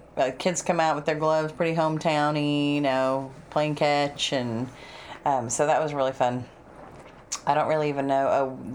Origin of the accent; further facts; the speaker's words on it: Texas, United States; So we told him Texas.